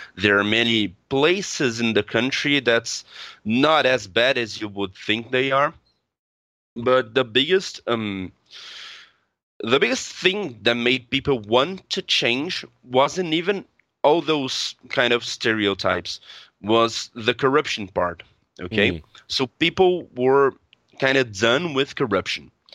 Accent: Brazil; I'm from Brazil.

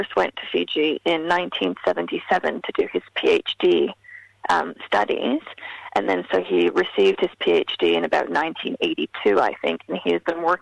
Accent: Canada; I grew up in Canada within quite a large diasporic Fijian community

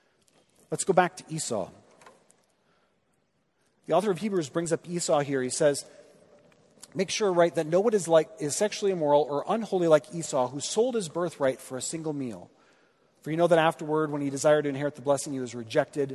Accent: Midwest, United States; being a Midwesterner

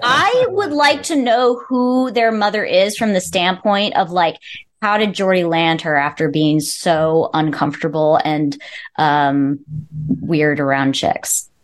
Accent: Wildomar, California, United States; I grew up in California um, and I grew up in a very, very, very small town who got city status when I was in college

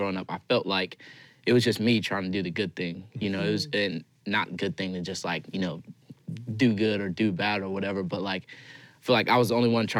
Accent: Blythewood, South Carolina, United States; now in Anderson, United States; I grew up in Blythewood, which is like right outside of Columbia

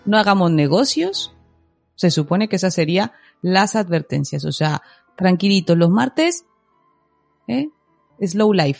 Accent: Mexico; soy mexicana

